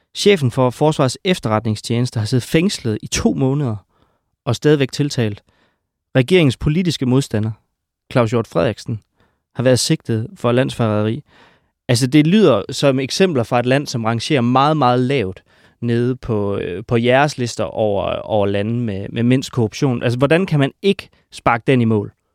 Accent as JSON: {"language": "Danish", "country": "Denmark", "said": "de mørke steder i Jylland, hvor jeg kommer fra"}